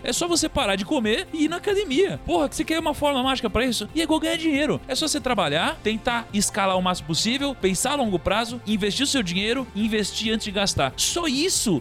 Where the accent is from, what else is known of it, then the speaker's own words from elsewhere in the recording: Praia Grande, São Paulo, Brazil; eu tinha uma boa parte da minha infância que eu passei na Praia Grande